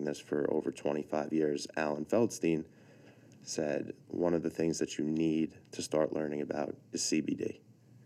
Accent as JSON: {"language": "English", "town": "Massapequa", "region": "New York", "country": "United States", "accent": "New York", "said": "I'm from Massapequa originally"}